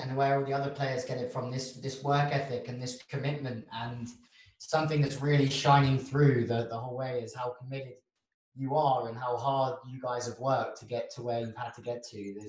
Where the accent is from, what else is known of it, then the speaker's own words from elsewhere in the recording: England, United Kingdom; because I'm from England